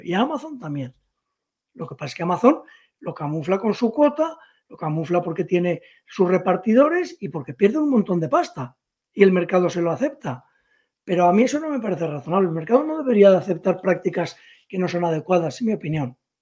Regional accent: Spain; yo como empresario español

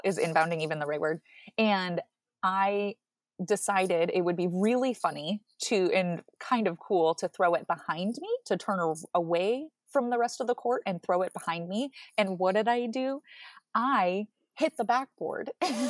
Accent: Oregon, United States; Like people growing up in Central Oregon, everybody's like, wow, you don't ski or snowboard.

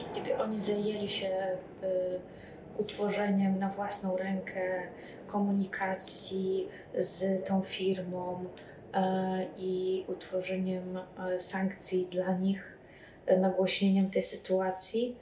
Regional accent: Belarus; now in Poland; ja jestem e, z Białorusi

